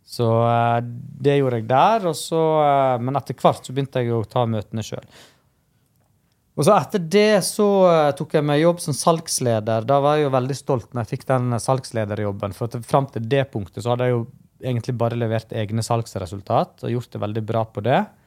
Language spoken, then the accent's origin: Norwegian; Stryn, Vestland, Norway; also born or lived in India; jeg er adoptert fra India, da, så jeg har jo ei historie der jeg kjøpte med safran fra India og gikk rundt og solgte det på de lokale restaurantene i Stryn